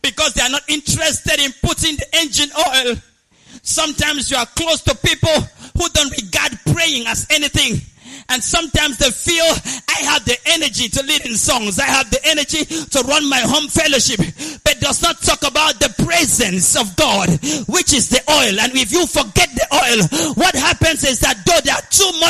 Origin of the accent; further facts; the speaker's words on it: Nigeria; I come from Nigeria